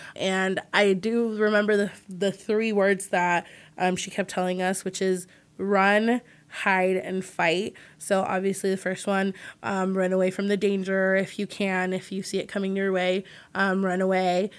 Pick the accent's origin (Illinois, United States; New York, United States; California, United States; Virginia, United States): California, United States; Redwood City; I'm from the Bay Area and a little town called Redwood City